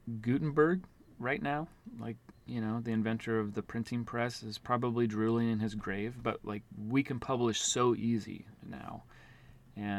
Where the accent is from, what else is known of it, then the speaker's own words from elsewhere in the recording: Auburn, Washington, United States; I'm from Auburn, Washington, which is the Seattle-Tacoma area.